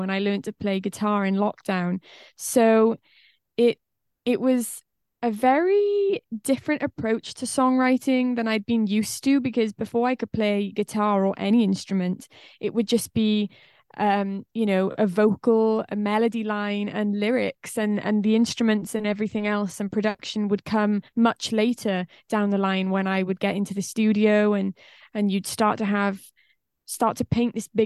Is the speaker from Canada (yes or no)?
no; Wales, United Kingdom; accent: Welsh; I'm from Wales in the UK.